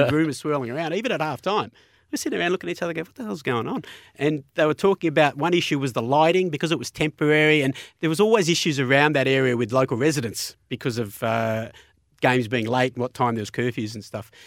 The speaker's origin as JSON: {"language": "English", "town": "Melbourne", "region": "Victoria", "country": "Australia", "said": "I was from Melbourne"}